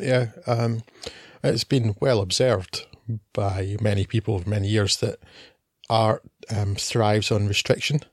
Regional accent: Scotland, United Kingdom; we are Scottish men

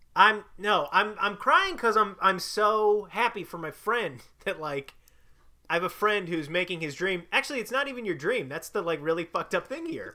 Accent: Chicago, Illinois, United States; also born or lived in Bloomington, Illinois; I'm from Chicago

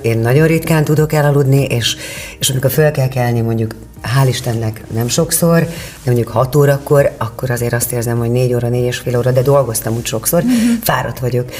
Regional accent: Kerecsend, Heves, Hungary; also born or lived in Eger; faluról jártam be, Kerecsendről Egerbe iskolába

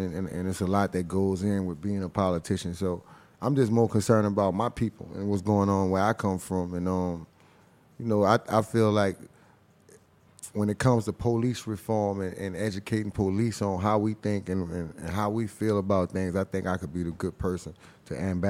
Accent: New Orleans, Louisiana, United States; growing up back in the days, like, you know, Uptown was one of them areas. Now, I'm gonna say the whole city, but I mainly was Uptown.

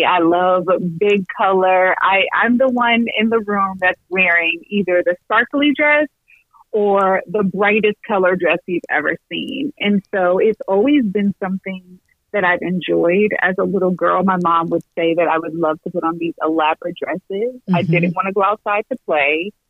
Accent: New Jersey, United States; also born or lived in Atlanta; now in Peoria, United States; Yeah, I was born in New Jersey, and then I grew up, so I spent half of my life in New Jersey, half of my life in Atlanta, and I moved to Peoria

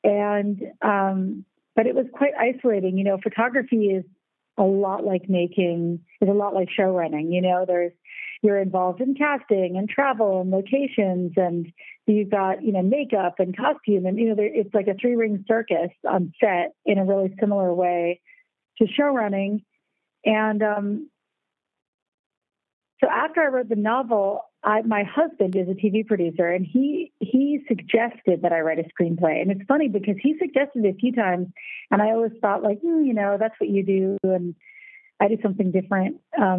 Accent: United States; now in Germany; because you have to remember, I'm American and I live in Germany

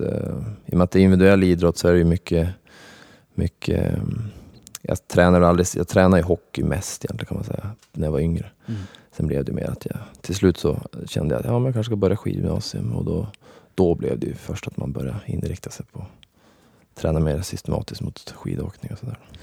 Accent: Skellefteå, Västerbotten County, Sweden; jag föddes upp i Skellefteå

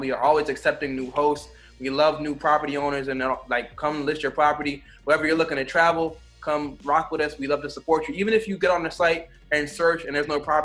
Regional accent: Jamaica; also born or lived in South Florida; I'm Jamaican

